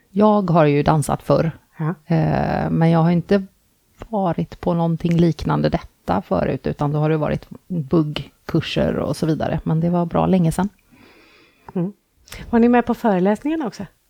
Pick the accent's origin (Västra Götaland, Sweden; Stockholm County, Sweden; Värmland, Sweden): Västra Götaland, Sweden; Gothenburg; jag är från Göteborg